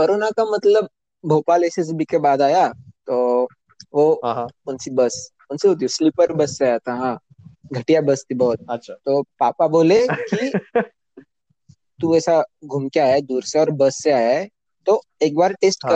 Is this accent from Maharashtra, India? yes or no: yes; Nashik, Maharashtra, India; also born or lived in Pune; मैं नासिक महाराष्ट्र से हूँ दसवीं बारहवीं मैंने नासिक से ही की